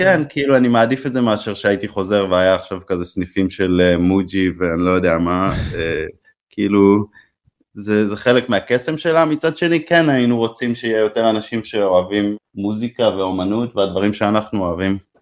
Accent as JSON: {"language": "Hebrew", "town": "Haifa", "region": "Haifa District", "country": "Israel", "tie": "born or raised there", "said": "כשגדלנו שם בתיכון ועשינו גרפיטי"}